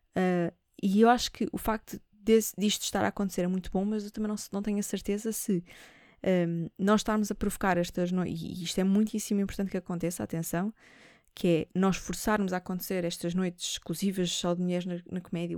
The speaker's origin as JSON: {"language": "Portuguese", "country": "Portugal", "said": "nós uh, somos portugueses"}